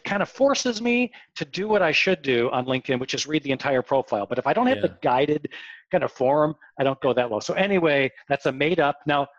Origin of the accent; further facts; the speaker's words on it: Northbrook, Illinois, United States; I grew up in Northbrook.